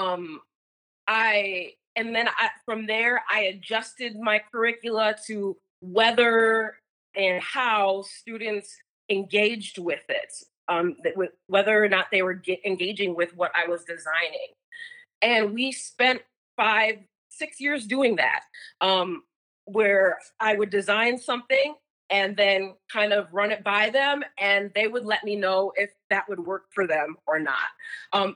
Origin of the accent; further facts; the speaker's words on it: Minneapolis, Minnesota, United States; I'm from Minneapolis